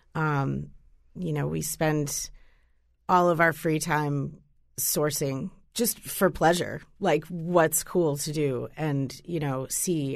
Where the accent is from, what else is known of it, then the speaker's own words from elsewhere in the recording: Boston, Massachusetts, United States; moved away as an adult; now in Connecticut, United States; I'm originally from Boston, um, and I've been here, I guess, maybe about, uh, eight years or so.